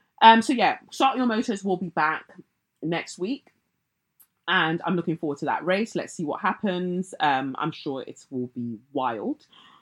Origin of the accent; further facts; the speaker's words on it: North West England, United Kingdom; now in Cheshire, United Kingdom; I'm a Black woman born and raised in Cheshire.